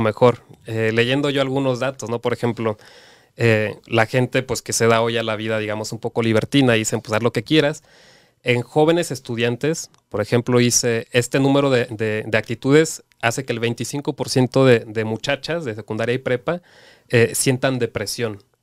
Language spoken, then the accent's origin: Spanish; Cancún, Quintana Roo, Mexico; soy de Cancún